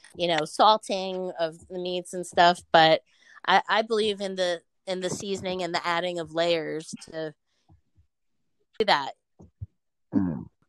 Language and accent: English; Newark, New Jersey, United States; I'm from Newark